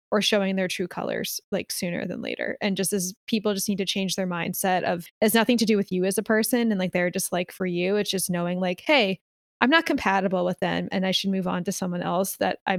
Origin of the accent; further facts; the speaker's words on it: Philadelphia, Pennsylvania, United States; now in Los Angeles, United States; like I came from Philly. I was used to a certain type of person and environment. So like coming to LA with this type of person and environment was like jarring for me.